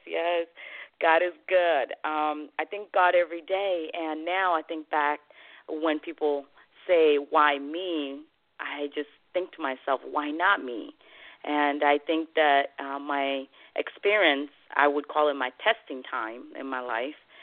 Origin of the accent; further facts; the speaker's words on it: Côte d’Ivoire; English is a second language; moved away as an adult; also born or lived in Guinea; now in United States; I was born in West Africa, Guinea, and raised nice. in Ivory Coast